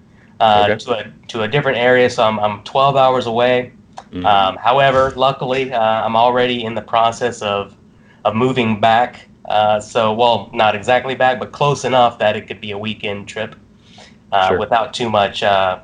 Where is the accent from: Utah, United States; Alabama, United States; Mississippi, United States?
Mississippi, United States; Mississippi area, United States; moved away; I'm from the Mississippi area originally